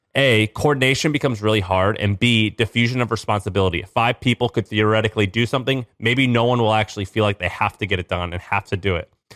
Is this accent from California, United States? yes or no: no; St. Louis, Missouri, United States; moved away; I'm from Saint Louis, Missouri